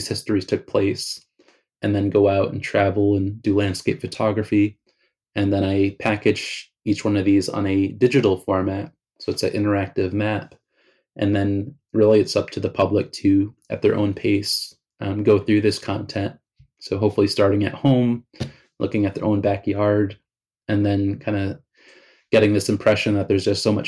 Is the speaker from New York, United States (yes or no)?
yes; Southampton, New York, United States; growing up in the Hamptons